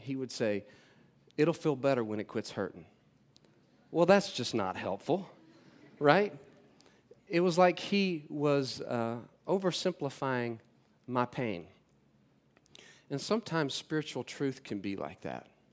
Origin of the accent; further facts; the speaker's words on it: North Carolina, United States; moved away; I'm from North Carolina, uh, originally. Uh, I grew up in a f, a family of six up there